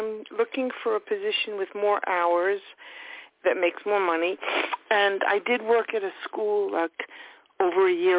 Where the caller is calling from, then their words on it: New York, United States; Long Island.